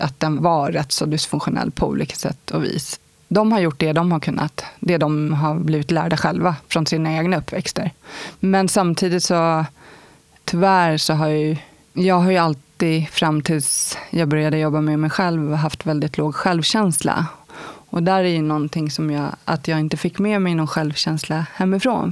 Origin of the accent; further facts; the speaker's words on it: Stockholm, Stockholm County, Sweden; Jag kommer från Stockholm. Bagarmossen startade jag mitt liv